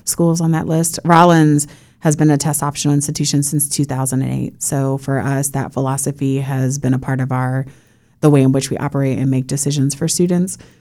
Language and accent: English; Puerto Rico; now in Florida, United States; having been born and raised in Puerto Rico